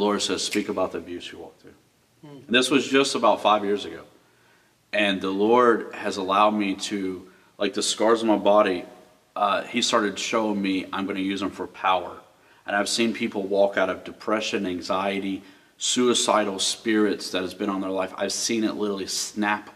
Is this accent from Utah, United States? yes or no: no; Florida, United States; now in West Virginia, United States; I grew up in Florida, hot.